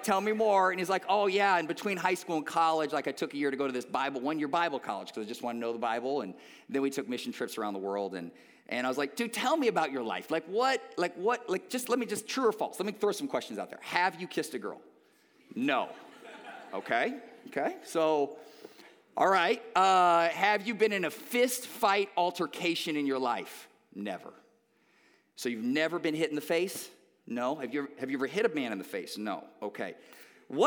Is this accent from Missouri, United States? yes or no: no; Omaha, Nebraska, United States; born or raised there